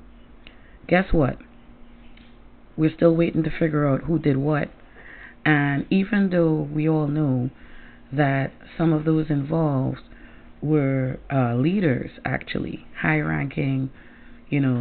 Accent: Trinidad & Tobago; now in Connecticut, United States; I come from Trinidad and Tobago, and in my little country that looks like a Timberland boot

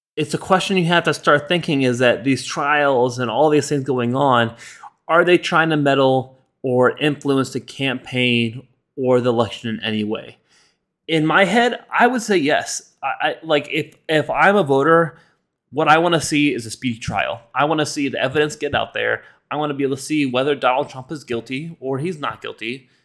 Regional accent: United States; we as American citizens

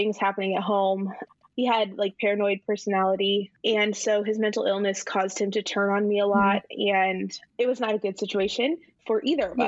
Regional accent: Indiana, United States; we're from Indiana

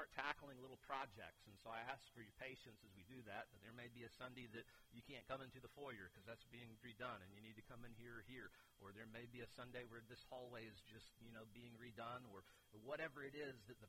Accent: Keystone, United States; I'm from Keystone

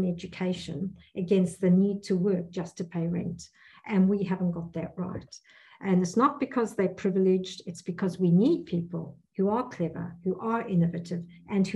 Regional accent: South Africa; moved away as an adult; now in Perth, Australia; I come from South Africa

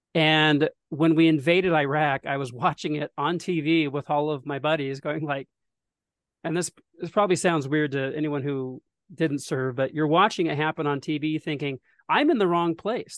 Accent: Detroit, Oregon, United States; also born or lived in Salem, Oregon / Washington / California; I was born in Salem, Oregon, um, back in nineteen eighty, uh, and most of my early life was spent in the Pacific Northwest

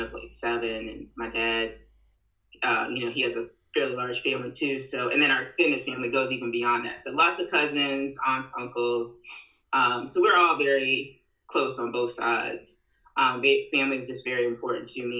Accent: Fredericksburg, Virginia, United States; also born or lived in Richmond, Virginia; I grew up in Virginia, actually Fredericksburg, Virginia. My parents moved to the Richmond area around my high school years

